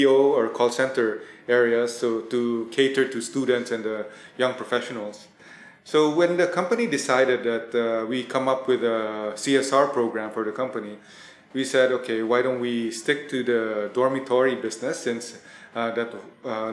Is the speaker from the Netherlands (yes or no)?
no; Philippines; also born or lived in Thailand; I was born in Thailand, but my family migrated to the Philippines when I was very young. I think about at five